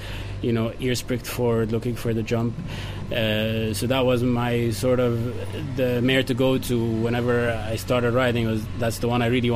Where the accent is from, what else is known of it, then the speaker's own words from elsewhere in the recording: Cairo, Cairo Governorate, Egypt; now in Ireland; I'm Egyptian. I was born in Egypt, obviously in Cairo.